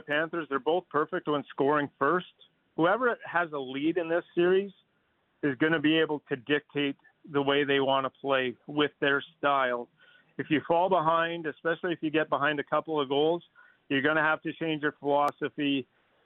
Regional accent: Fernie, British Columbia, Canada; moved away; I grew up in Fernie, British Columbia, just across the border

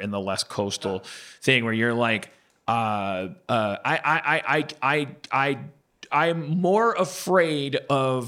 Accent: Wisconsin, United States; I'm from Wisconsin

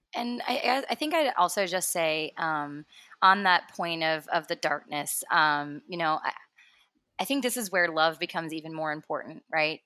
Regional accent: Cincinnati, Ohio, United States; born in Cincinnati, Ohio, uh, northern Kentucky area

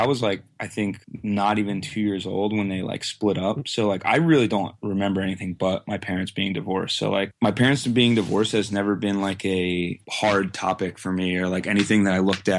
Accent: Quakertown, Pennsylvania, United States; I live in Quakertown, Pennsylvania, which is like basically within like a 20-mile radius of where I currently live my whole life.

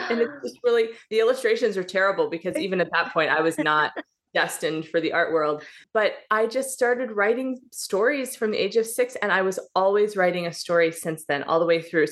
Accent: Midwest, United States; moved away as an adult; also born or lived in Pacific Northwest; now in Seattle area, Washington, United States; I was raised in the Midwest and then married a Pacific Northwest boy. So I now live on this little sweet dot of an island in the Pacific Northwest outside of Seattle.

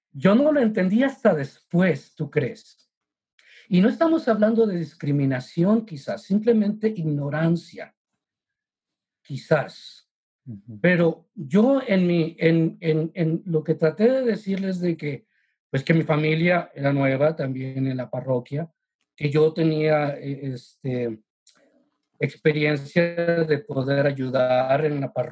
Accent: San Antonio, Texas, United States; also born or lived in Mexico; yo tengo mis raíces en México, sí, pero tengo toda una vida desde que estaba adolescente en San Antonio, tejano

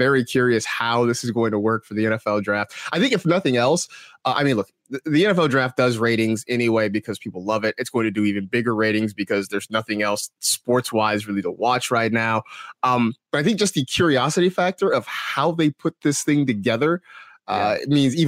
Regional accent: California, United States; It's funny too, because, like, you know, growing up in the Bay Area and stuff, like, you know, everyone loves the Raiders jersey

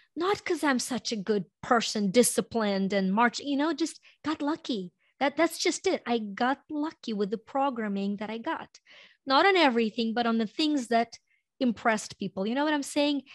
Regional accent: Ukraine; moved away as an adult; now in United States; I was born in Ukraine and, um, Uh, came to U S when I was in my early twenties

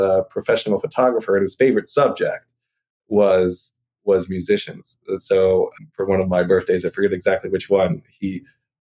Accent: San Francisco, California, United States; moved away; I grew up in San Francisco

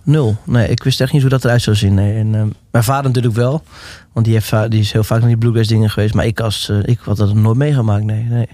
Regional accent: Netherlands; Omdat ik me toch wel de Nederlander voelde.

